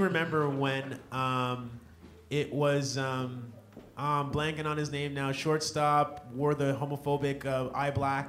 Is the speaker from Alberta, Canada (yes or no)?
yes; Red Deer, Alberta, Canada; now in Toronto, Canada; I was born in Red Deer, Alberta, and I grew up in the days of Wayne Gretzky and Mark Messier